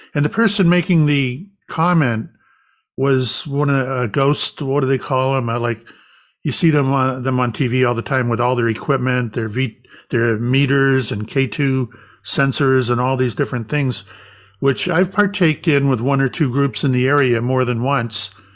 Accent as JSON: {"language": "English", "region": "Florida", "country": "United States", "tie": "born or raised there", "also_born_or_lived": "Salem, Massachusetts", "moved": "yes", "said": "I grew up in Florida"}